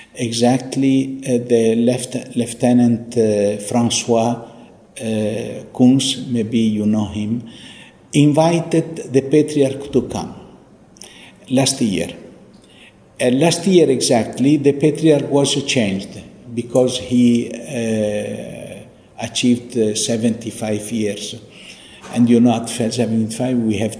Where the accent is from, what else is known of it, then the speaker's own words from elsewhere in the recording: Italy; English is a second language; also born or lived in Beit Jala / Nazareth; now in Jerusalem; I was born in Italy. I am Italian from my birth